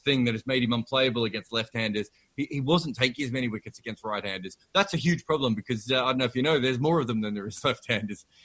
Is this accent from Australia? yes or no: yes; Australia; As an Australian